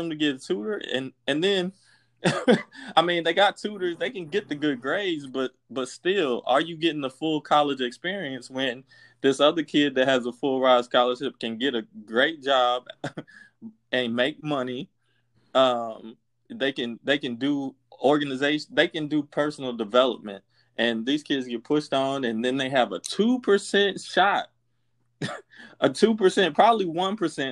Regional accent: Kansas City, United States; I'm from Kansas City

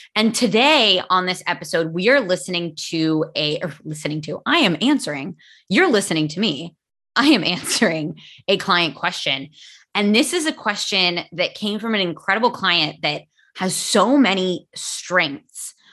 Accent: United States; first language English; I am American and my English is native

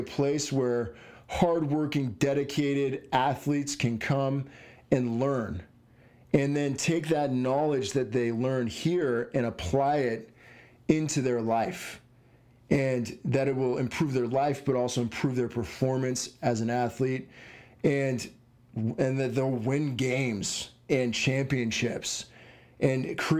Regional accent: Southern New Mexico, United States; I grew up in Southern New Mexico, which is not Tampa, Florida.

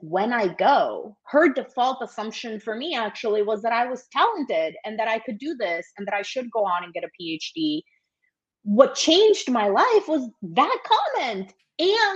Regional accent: Milwaukee, Wisconsin, United States; I grew up in Milwaukee, and my mom was here

